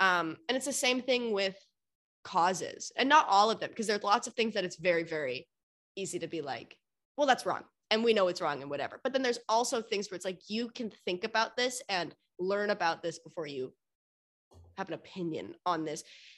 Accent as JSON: {"language": "English", "town": "Annapolis", "region": "Maryland", "country": "United States", "tie": "born or raised there", "also_born_or_lived": "Mississauga", "lives_now": "Toronto, Canada", "said": "So I was born in Toronto, where I live now, but I grew up in Annapolis, Maryland in the States. And then when we moved back to Canada, I was in Mississauga, Ontario."}